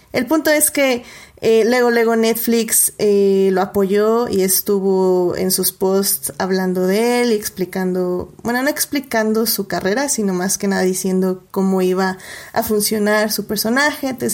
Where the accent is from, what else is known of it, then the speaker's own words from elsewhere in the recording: Mexico; nosotros como mexicanos